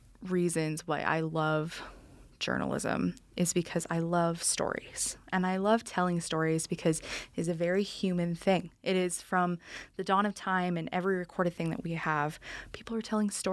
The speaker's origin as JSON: {"language": "English", "region": "Utah", "country": "United States", "moved": "yes", "said": "I'm from Utah, too."}